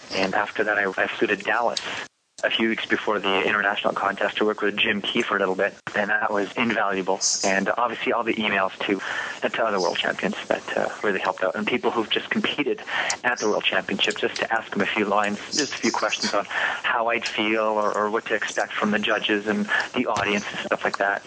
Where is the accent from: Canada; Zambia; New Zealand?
Canada; Quebec; I'm from Quebec